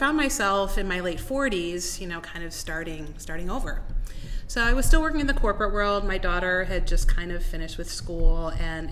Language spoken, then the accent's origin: English; Euclid, Ohio, United States; moved away as an adult; I grew up in Euclid. That's my hometown